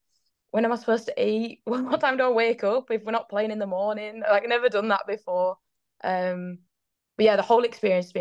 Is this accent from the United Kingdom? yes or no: yes; York, Yorkshire and the Humber, United Kingdom; started up a little girls team in York, so where I'm from